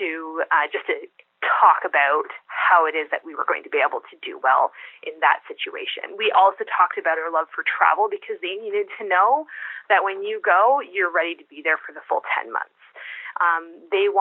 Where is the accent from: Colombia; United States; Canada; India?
Canada; also born or lived in Kuwait; we're Canadian